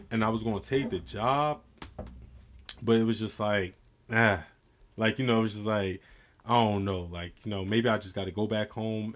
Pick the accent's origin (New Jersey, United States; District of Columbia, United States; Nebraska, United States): New Jersey, United States; born or raised there